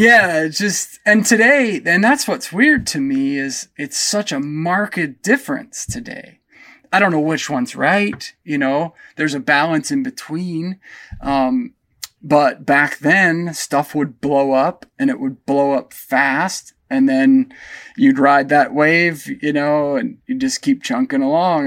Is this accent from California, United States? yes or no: no; Pennsylvania, United States; moved away; I grew up back in Pennsylvania on about fifty acres that was surrounded by state forest and state game lands